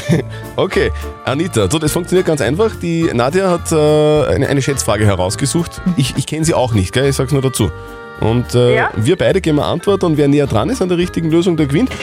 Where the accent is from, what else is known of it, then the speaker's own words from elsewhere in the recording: Upper Austria, Austria; wir Oberösterreicher